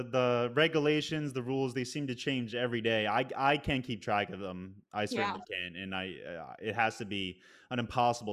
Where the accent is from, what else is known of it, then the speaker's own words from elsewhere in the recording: Northeast, United States; now in New York City, United States; I'm from the Northeast